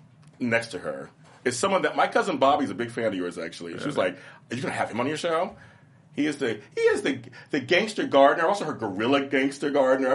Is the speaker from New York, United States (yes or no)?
no; Los Angeles, California, United States; I grew up in South Central. I currently live there. I'm back there again